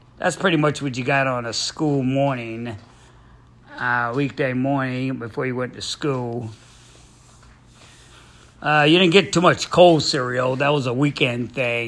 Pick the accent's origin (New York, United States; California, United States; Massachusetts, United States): New York, United States; New York City; moved away; growing up in Brooklyn, New York, over there on Borum Street.